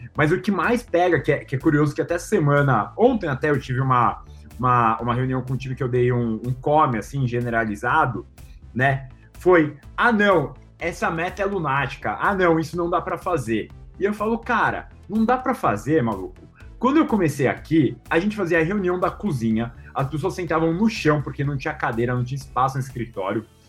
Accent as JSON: {"language": "Portuguese", "country": "Brazil", "said": "a gente, como brasileiro"}